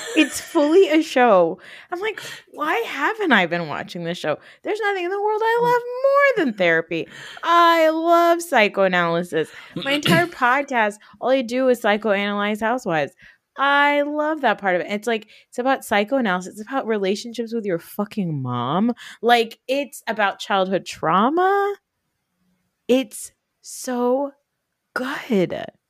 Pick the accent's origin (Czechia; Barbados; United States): United States; Northwest New Jersey; also born or lived in Newark, New Jersey; we grew up in North Jersey, but we grew up in Northwest Jersey